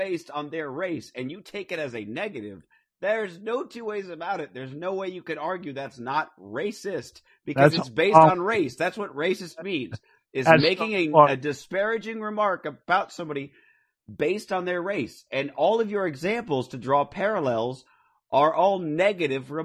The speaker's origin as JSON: {"language": "English", "town": "Phoenix", "region": "Arizona", "country": "United States", "tie": "born or raised there", "moved": "yes", "lives_now": "California, United States", "said": "I grew up in Phoenix"}